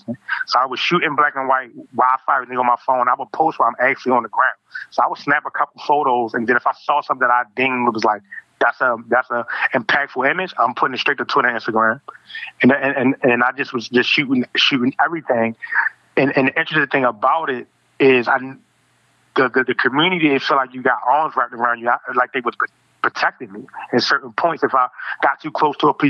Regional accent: Baltimore, Maryland, United States; I'm from West Baltimore

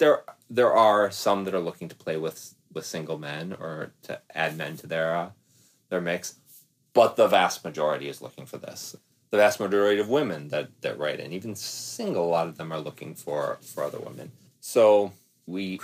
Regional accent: Midwest, United States; I'm from the Midwest

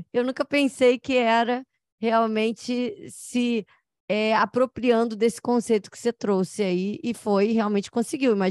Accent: Nova Friburgo, Rio de Janeiro, Brazil; Eu sou de Friburgo, aqui do interior do Rio

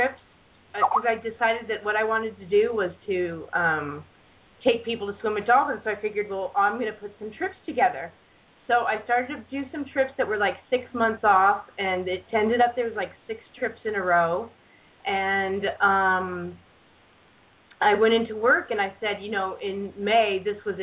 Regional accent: Southern California, United States; moved away as an adult; also born or lived in Santa Cruz, California; I was born here in Southern California, where I'm visiting until tomorrow morning

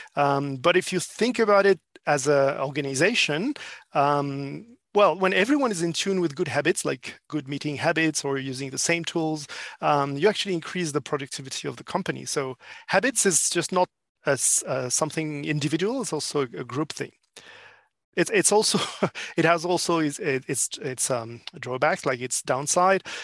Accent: France; English is a second language; moved away as an adult; now in Asia-Pacific; I'm actually a French living in APAC for four years now.

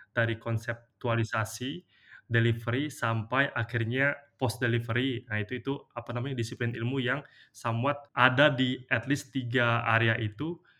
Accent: Indonesia; moved away; most of my my kayak childhood friends itu di kampung itu tuh sampai sekarang pun masih masih seperti itu. Jadi mereka tuh kayak memilih untuk stay aja di di apa di kampung di Muara ini

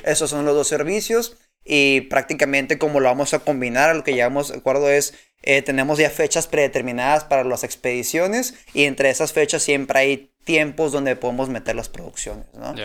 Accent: Tijuana, Baja California, Mexico; soy de Tijuana

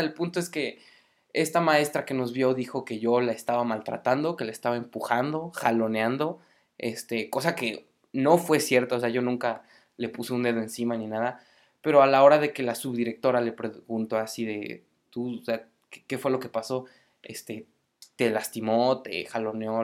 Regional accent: Mexico City, Mexico; moved away as an adult; now in Morelia, Mexico; Soy de Ciudad de México, del defectuoso

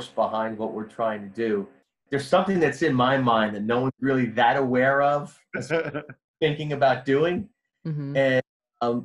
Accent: Jersey City, New Jersey, United States; I grew up in Jersey City

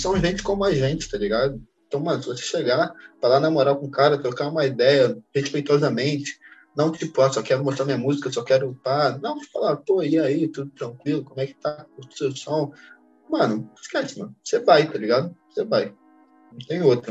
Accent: Brazil; a gente é brasileiro

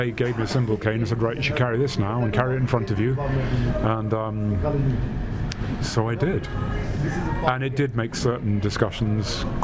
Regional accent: London, United Kingdom; I grew up in London, sighted

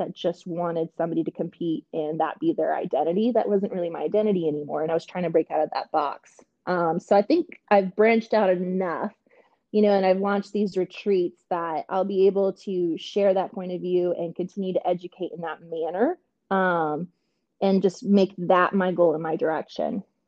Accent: Canada; moved away; I am Canadian.

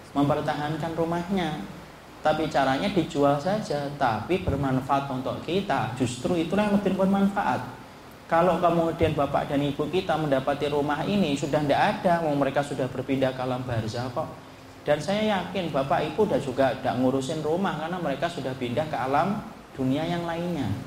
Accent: Java, Indonesia; kalau kita orang Jawa ibu, kita tidak boleh nyalain.

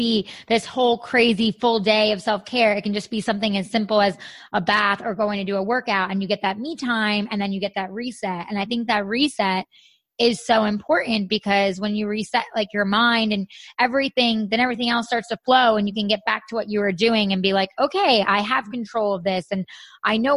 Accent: New York, United States; moved away; we're from New York. So like they, you know, all our family's on the East Coast

